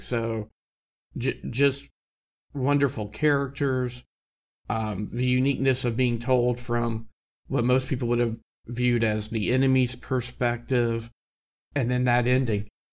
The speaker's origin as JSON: {"language": "English", "region": "Tennessee", "country": "United States", "tie": "born or raised there", "said": "someone who was born and raised in Tennessee"}